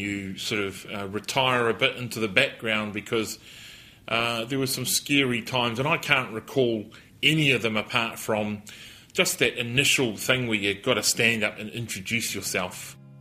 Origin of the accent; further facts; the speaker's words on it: Auckland, New Zealand; also born or lived in Waikato; I just went Auckland uh, because that's where I'd lived.